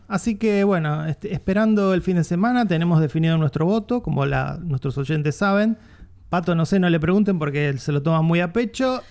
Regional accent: Argentina

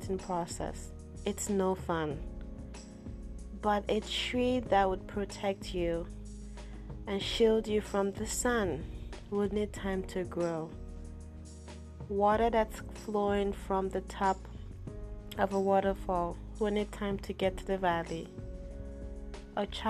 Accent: Yorubaland, Nigeria; I am from the Yoruba tribe.

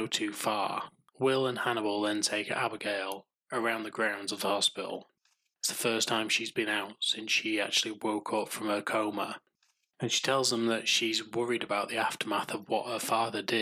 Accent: Yorkshire and the Humber, United Kingdom; I'm from Yorkshire

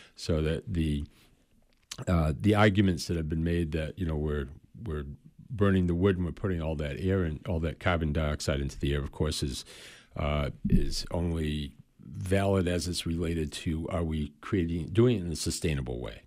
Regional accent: Waterville, Maine, United States; I'm originally from Waterville, Maynard. Lived here all my life.

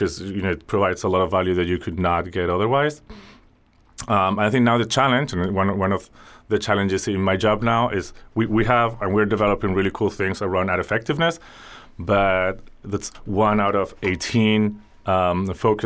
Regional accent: Spain; growing up in Spain in the 80s and early 90s

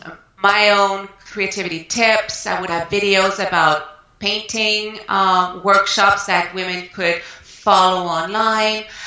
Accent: Canada; moved away as an adult; now in United States; I'm French Canadian Canadian, originally from Canada, and I moved uh, to the United States mm, 12 years ago.

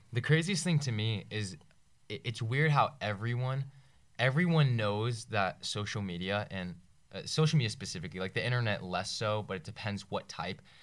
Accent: Northern Virginia, United States; from Northern Virginia

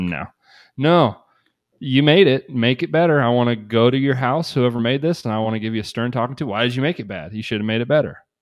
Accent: Shelbyville, United States; Shelbyville, my hometown

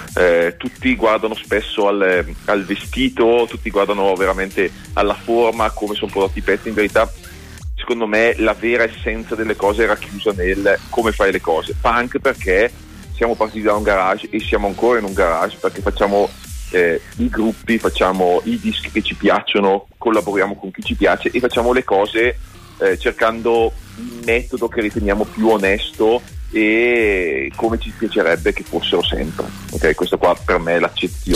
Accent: Bergamo, Lombardy, Italy; io che sono bergamasco

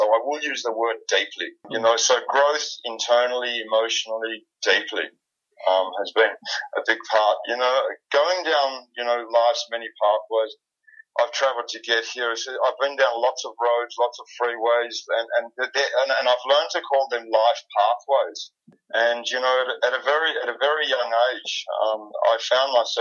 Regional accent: Melbourne, Victoria, Australia; I'm from Melbourne, Australia.

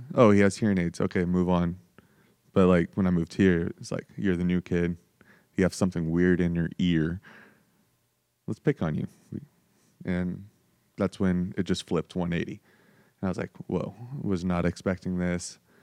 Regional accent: Spokane, Washington, United States; also born or lived in San Diego, California; so I was born in San Diego, um, moved to Spokane, um, when I was just about to be turning ten.

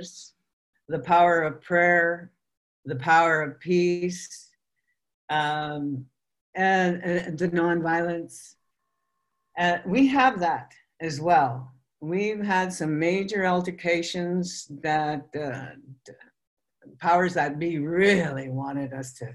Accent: Fort McMurray, Alberta, Canada; I was born in Fort McMurray

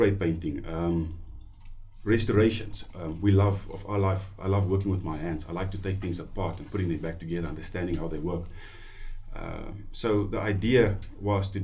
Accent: Namibia; also born or lived in South Africa; I've been born and bred in Namibia. Been here in Namibia my whole life.

